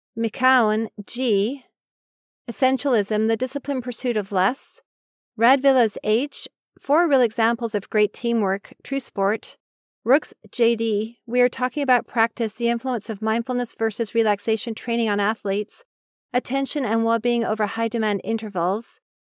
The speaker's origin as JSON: {"language": "English", "town": "Oak Park", "region": "Michigan", "country": "United States", "tie": "born or raised there", "said": "He is from my hometown of Oak Park, Michigan."}